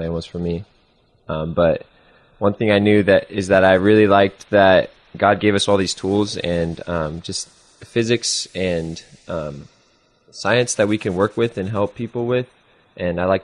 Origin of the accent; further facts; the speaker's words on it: Silverton, Oregon, United States; moved away as an adult; I grew up in Silverton, Oregon, which is a small town outside of Salem